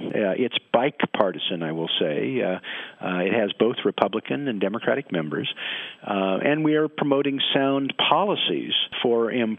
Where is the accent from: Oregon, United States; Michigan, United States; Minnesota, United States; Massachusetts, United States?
Oregon, United States; Portland; I'm from Portland, Oregon, where it rains all the time, so we need rain gear.